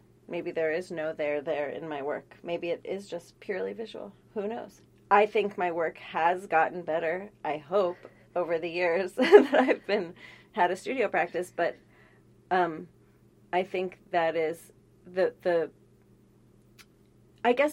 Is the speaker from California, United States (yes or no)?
yes; San Francisco, California, United States; I grew up in San Francisco